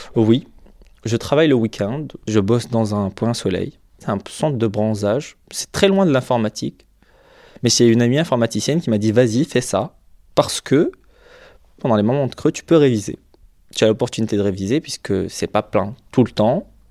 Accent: Algeria; moved away as an adult; now in France; Je, me sens, culturellement parlant, plus chez moi en France qu'en Algérie

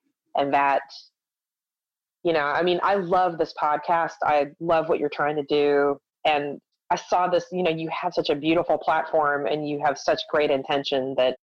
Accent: Charleston, West Virginia, United States; moved away; also born or lived in New York; I was born and raised in Charleston, West Virginia.

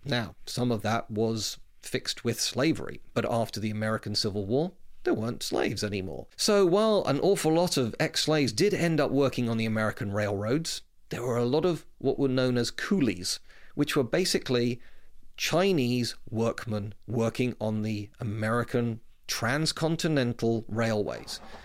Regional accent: United Kingdom; accent: British; also born or lived in West London; you can tell from my accent I'm clearly British

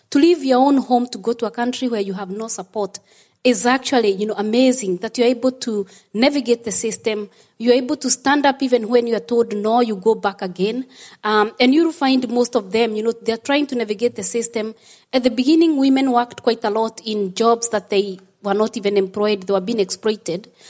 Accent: Kenya; moved away as an adult; now in Ireland; When I came from Kenya, because I'm originally from Kenya

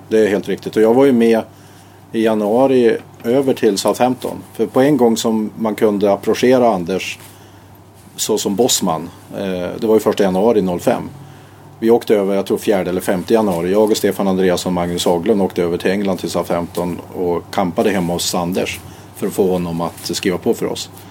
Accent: Härjedalen, Jämtland, Sweden; also born or lived in Uppsala; now in Borås, Sweden; jag kommer från Härjedalen

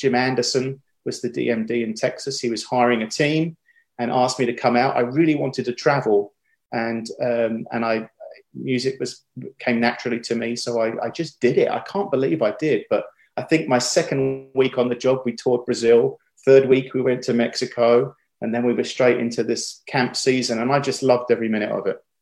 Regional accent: Chelmsford, East of England, United Kingdom; moved away as an adult; now in United States; I was born in Chelmsford, Essex, uh, she's just outside of London, really, and uh, grew up there my whole life uh, until I went to college and then moved over to the States later

